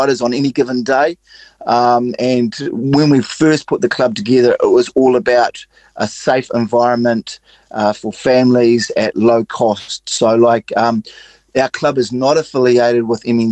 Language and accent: English; Taranaki, New Zealand; also born or lived in Japan; now in Southland, New Zealand; born and bred in Taranaki